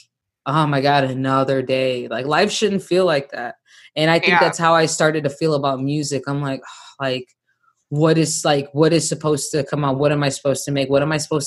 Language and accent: English; Hammond, Indiana, United States; moved away as an adult; now in Austin, United States; I'm from Indiana, but like, I think a lot of people that don't know Hammond or the Midwest, like the Midwest section where I'm from, Northwest, we're considered Chicagoland